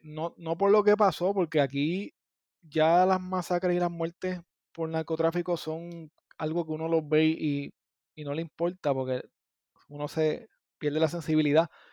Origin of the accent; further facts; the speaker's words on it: Gurabo, Puerto Rico; also born or lived in Las Piedras, Puerto Rico; yo soy de Gurabo, pero en mi área yo digo San Lorenzo, Gurabo, Cagua, eh, Las Piedras